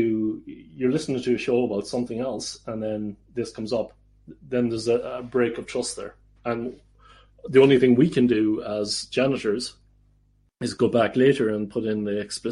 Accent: Ireland; moved away as an adult; now in Netherlands; I am Irish. But I'm also Dutch

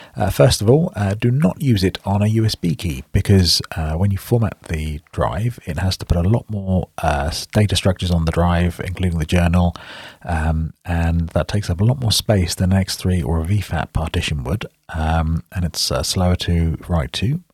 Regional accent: United Kingdom; accent: British; you might recognize from my accent that I'm British, so that's in the U K.

